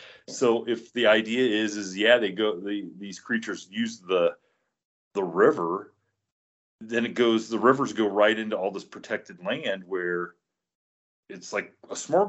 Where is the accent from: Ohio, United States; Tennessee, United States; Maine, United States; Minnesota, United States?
Ohio, United States; Like growing up in Ohio in the 70s, you did not associate Bigfoot with Ohio.